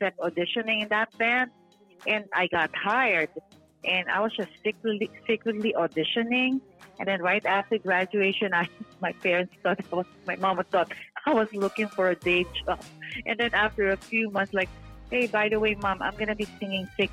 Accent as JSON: {"language": "English", "country": "Philippines", "tie": "born or raised there", "moved": "yes", "said": "I was born in the Philippines, so yeah, that's how I started my music career"}